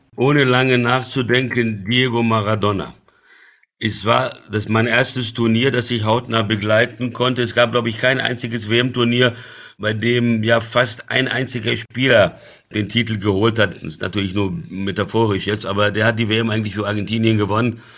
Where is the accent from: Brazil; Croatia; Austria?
Brazil; now in Germany; ich bin in Brasilien aufgewachsen